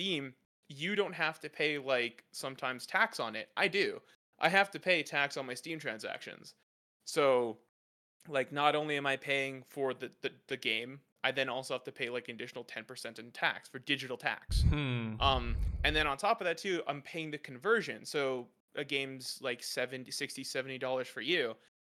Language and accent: English; Canada; I'm as a Canadian